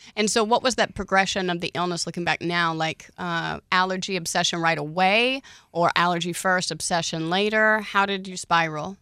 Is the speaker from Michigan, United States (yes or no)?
no; Oklahoma, United States